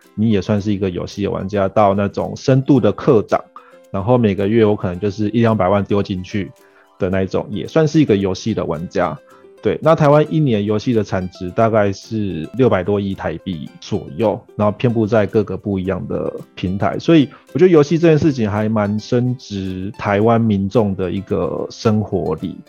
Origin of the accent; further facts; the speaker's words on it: Argentina; now in Taiwan; 我是在阿根廷长大的，然后我们家也都是一直是做跟创业或者是做生意相关的